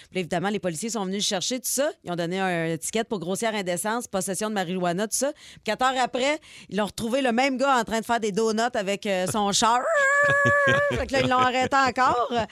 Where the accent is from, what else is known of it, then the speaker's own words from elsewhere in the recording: Saguenay, Quebec, Canada; j'étais à Dans mon patelin, t'étais à Saguenay en ah, fin de semaine.